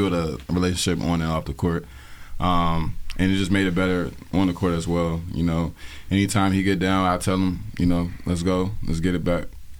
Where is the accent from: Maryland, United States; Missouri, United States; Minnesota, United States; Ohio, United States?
Maryland, United States; growing up in Maryland is actually great for me.